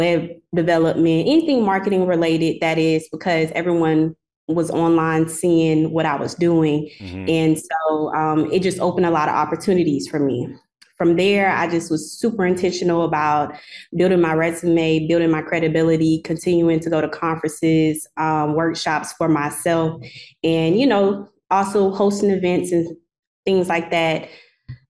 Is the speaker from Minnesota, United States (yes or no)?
no; Columbia, South Carolina, United States; also born or lived in Sumter, South Carolina / Rock Hill, South Carolina; I am from South Carolina, Columbia, to be exact. Well, I was born in Sumter, so my stumping grounds are really in Sumter, South Carolina, but Columbia is home too.